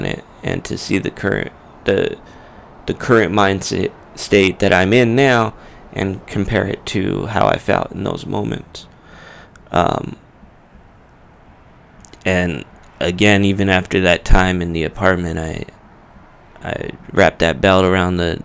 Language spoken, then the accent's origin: English; Whittier, California, United States; a pizza place in Uptown Whittier, in my hometown